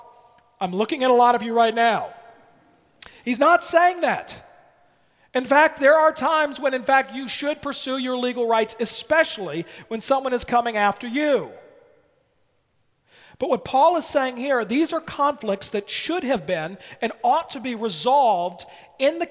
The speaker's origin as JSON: {"language": "English", "country": "United States", "said": "as an American."}